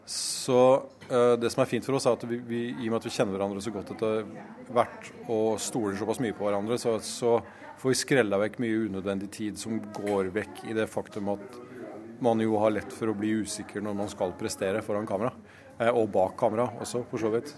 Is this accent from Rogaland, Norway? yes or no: no; Halden, Østfold, Norway; moved away; mennesker som jeg har vokst opp med i Halden